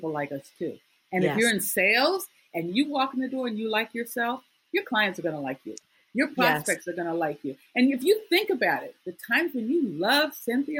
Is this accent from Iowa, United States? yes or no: yes; Iowa, United States; I grew up in Iowa